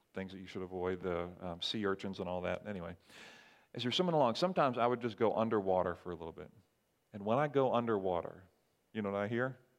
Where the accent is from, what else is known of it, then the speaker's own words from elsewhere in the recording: Barbados; moved away; growing up in Barbados